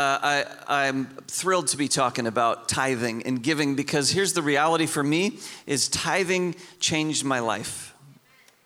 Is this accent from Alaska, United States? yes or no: yes; Homer, Alaska, United States; moved away; The town I grew up in was called Homer